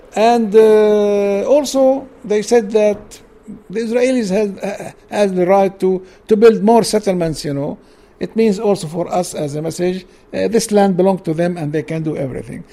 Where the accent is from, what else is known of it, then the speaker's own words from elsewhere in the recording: Jerusalem, Palestine; English is a second language; East Jerusalem, I was born in East Jerusalem. I studied my uh, high school education in Jeru Jerusalem